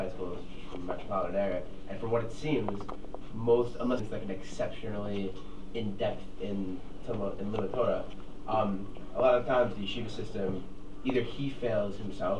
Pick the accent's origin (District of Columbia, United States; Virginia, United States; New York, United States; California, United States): New York, United States; Five Towns; from Five Towns.